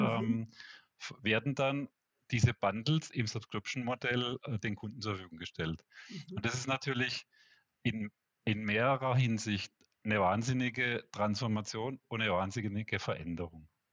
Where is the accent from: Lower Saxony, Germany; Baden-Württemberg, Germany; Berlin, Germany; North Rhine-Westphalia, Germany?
Baden-Württemberg, Germany; Black Forest; moved away as an adult; also born or lived in Karlsruhe / Walldorf / Munich; now in Switzerland; komme aus dem Schwarzwald